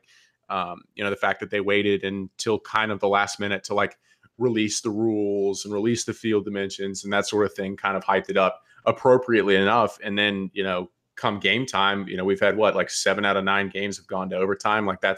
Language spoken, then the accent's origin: English; Atlanta, Georgia, United States; I'm from Atlanta